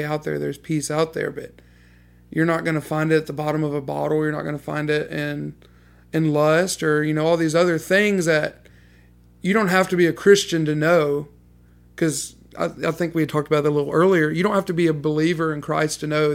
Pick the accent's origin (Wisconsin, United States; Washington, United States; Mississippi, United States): Mississippi, United States; Hamilton; I'm originally from Hamilton, Mississippi. But I always tell people I grew up in Hamilton